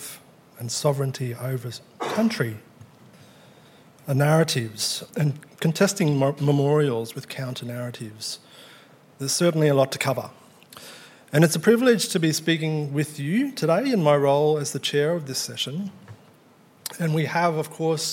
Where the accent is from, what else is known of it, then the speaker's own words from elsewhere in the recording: Cairns, Queensland, Australia; I was born and raised in Cairns in far north Queensland